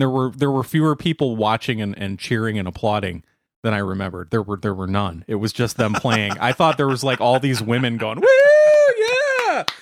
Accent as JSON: {"language": "English", "country": "United States", "said": "as an American who speaks American"}